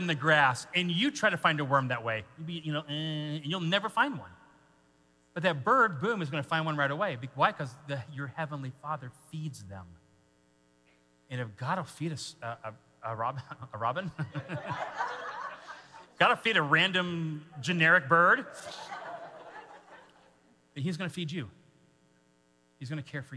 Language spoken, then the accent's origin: English; Washington, United States; moved away; I grew up in Washington State, so that was West Coast.